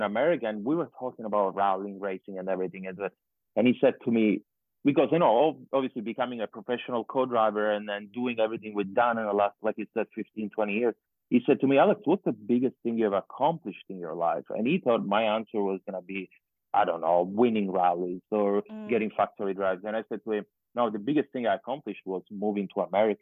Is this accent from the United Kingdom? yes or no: no; Sicily, Italy; moved away as an adult; also born or lived in Florida / California; I come from Sicily and there is mountains and everything.